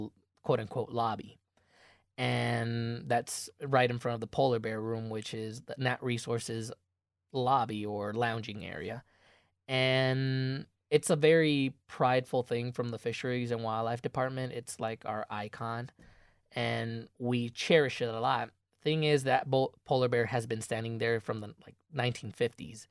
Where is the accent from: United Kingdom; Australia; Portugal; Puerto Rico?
Puerto Rico; moved away as an adult; now in Michigan, United States; I'm an out-of-state student. I'm from Puerto Rico.